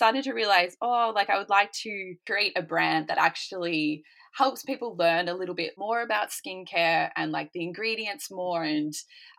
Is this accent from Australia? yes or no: yes; Australia; moved away as an adult; now in Sweden; I'm from Australia originally